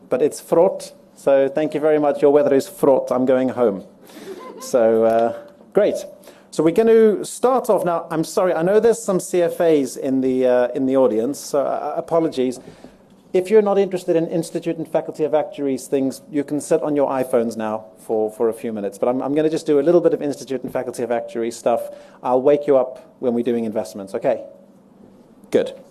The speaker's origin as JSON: {"language": "English", "town": "Johannesburg", "region": "Gauteng", "country": "South Africa", "moved": "as an adult", "lives_now": "London, United Kingdom", "said": "I'm, I'm from Joburg originally, but I've been living in London for just over 14 years. My accent's a bit mixed up."}